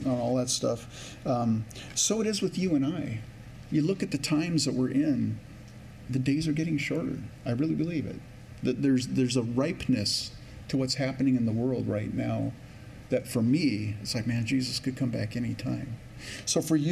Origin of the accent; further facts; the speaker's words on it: California, United States; now in Minnesota, United States; I grew up in California